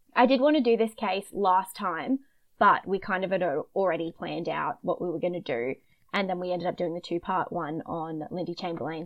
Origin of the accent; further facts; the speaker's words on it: Queensland, Australia; accent: bogan Queensland; my bogan Queensland accent